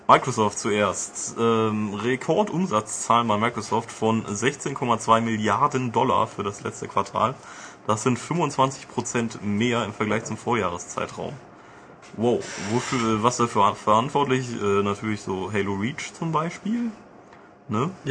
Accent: Augsburg, Bavaria, Germany; Aber ich bin aus Augsburg.

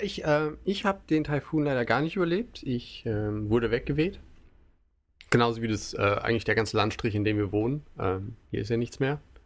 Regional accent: Germany; now in Japan; als Deutsche

